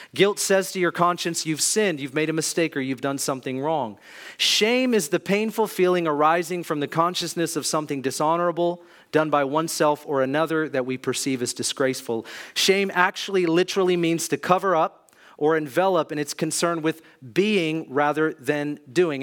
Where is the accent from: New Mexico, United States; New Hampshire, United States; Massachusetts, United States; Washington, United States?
Washington, United States; Kirkland; I grew up in Kirkland, Juanita area, had good parents